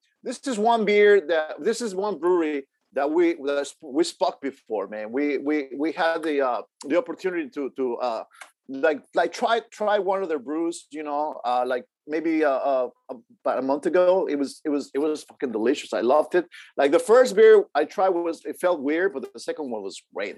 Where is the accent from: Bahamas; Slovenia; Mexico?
Mexico; moved away; Growing up in Mexico